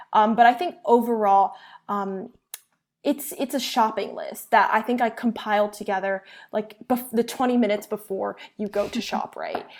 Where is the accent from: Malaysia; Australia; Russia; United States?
United States; first language Chinese; I'm Asian American, um, and I, and I was raised speaking Chinese